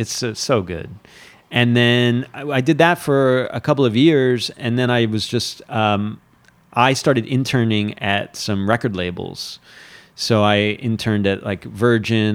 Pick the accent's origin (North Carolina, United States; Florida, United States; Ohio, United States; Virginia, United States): Florida, United States; Fort Lauderdale; moved away as an adult; also born or lived in Miami / New York City; now in Catskills, United States; I grew up in South Florida, and I, I had a pretty sheltered, uh, childhood.